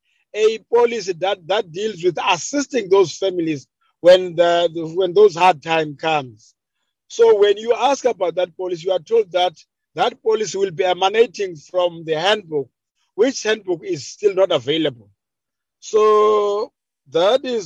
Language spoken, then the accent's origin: English; Amathole, Eastern Cape, South Africa; I'm coming from Amatole